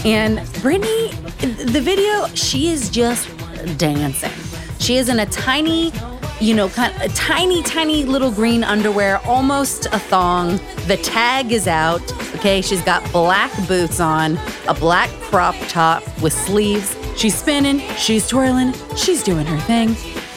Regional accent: Utah, United States; Growing up in Utah

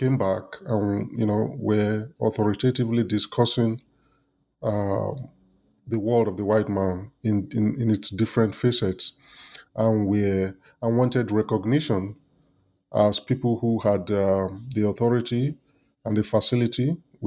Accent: Nigeria; as a kid growing up in Nigeria, going to primary school and secondary school, and then going to the university

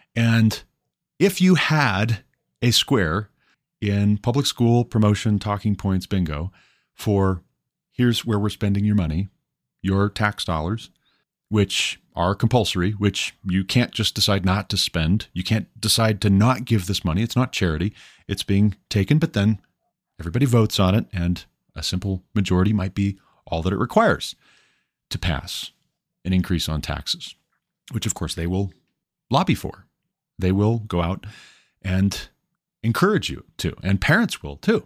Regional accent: Montana, United States; growing up in Montana

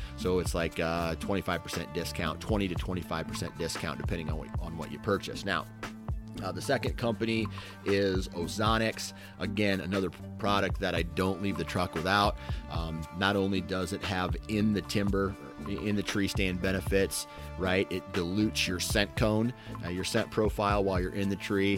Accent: Iowa, United States; I'm from Iowa. So it's going to be two Iowa boys

